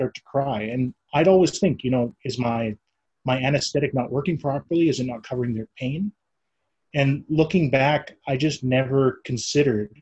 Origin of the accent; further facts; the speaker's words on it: Canada; now in Treaty 8 territory, Canada; I was born and raised in Treaty 4 territory.